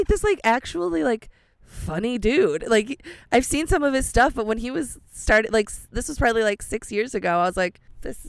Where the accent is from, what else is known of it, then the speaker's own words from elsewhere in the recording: Helenville, Wisconsin, United States; Helenville, Wisconsin.